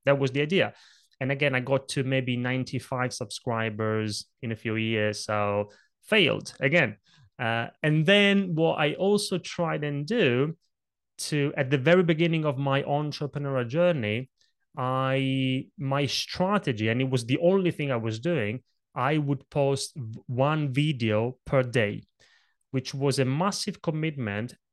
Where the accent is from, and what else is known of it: Italy; born or raised there; English is a second language; moved away